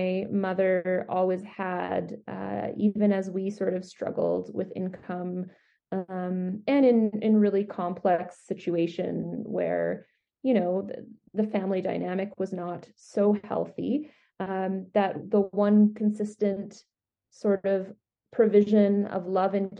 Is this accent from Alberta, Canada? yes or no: yes; Edmonton, Alberta, Canada; now in Calgary, Canada; I grew up in Edmonton